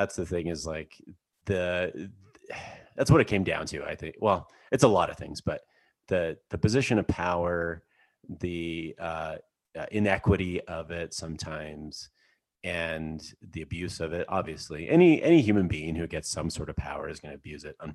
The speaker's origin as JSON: {"language": "English", "region": "Alberta", "country": "Canada", "tie": "born or raised there", "moved": "yes", "lives_now": "Park City, United States", "said": "I grew up in Canada and like I grew up in Alberta"}